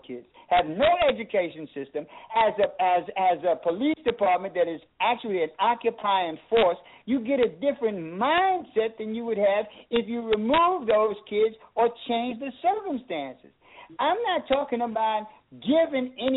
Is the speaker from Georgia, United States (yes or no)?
no; New York City, New York, United States; I'm born and raised in Harlem